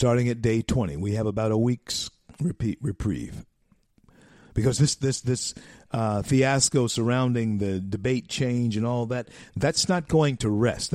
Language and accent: English; the South, United States; I'm born and raised in the South.